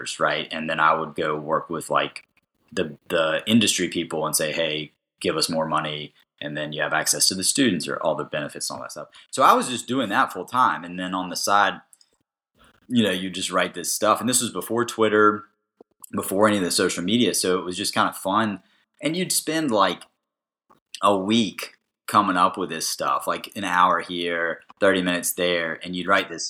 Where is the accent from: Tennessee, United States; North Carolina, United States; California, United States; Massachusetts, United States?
North Carolina, United States; Raleigh; I was born in Raleigh, moved away when I was one until I came back when I was 10.